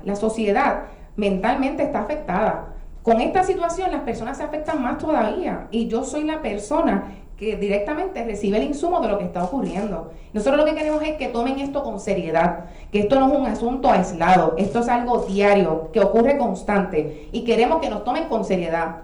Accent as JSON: {"language": "Spanish", "town": "Ponce", "country": "Puerto Rico", "moved": "as an adult", "lives_now": "Juana Díaz, Puerto Rico", "said": "soy residente de Ponce original, me mudó a Juana hace 13 años"}